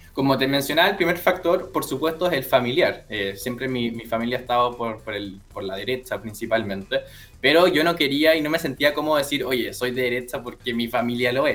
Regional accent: Punta Arenas, Magallanes and Chilean Antarctica, Chile; moved away as an adult; now in Viña del Mar, Chile; yo soy nacido, criado y educado en Punta Arenas

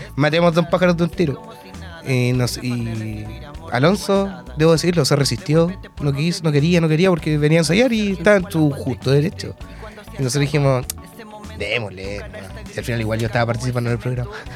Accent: Talcahuano, Biobío, Chile; soy de Talcahuano, entonces mis raíces partieron con las murgas

